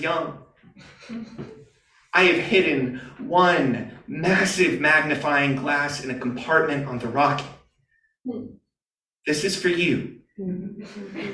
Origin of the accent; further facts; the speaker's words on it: Georgia, United States; my home state of Georgia